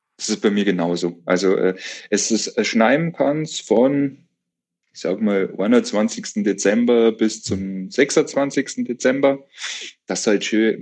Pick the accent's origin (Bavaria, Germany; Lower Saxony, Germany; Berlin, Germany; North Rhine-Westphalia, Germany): Bavaria, Germany; Bavarian Forest, Germany; ich bin ja im Bayerischen Wald aufgewachsen